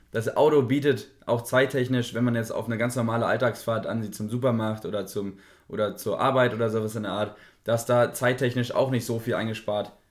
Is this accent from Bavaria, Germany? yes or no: no; Berlin, Germany; ist da auch als Berliner, ne?